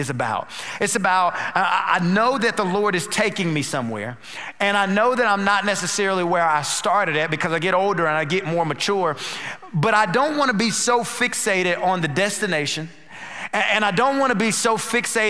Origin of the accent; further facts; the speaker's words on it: North Carolina, United States; also born or lived in Dallas; now in Houston, United States; We're originally from North Carolina.